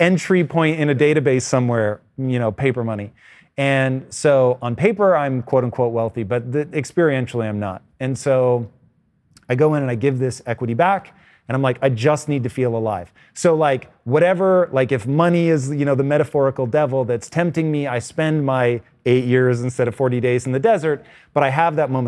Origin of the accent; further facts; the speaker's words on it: Tacoma, Washington, United States; a child of the eighties, growing up in Tacoma, Washington, basically bordering on rural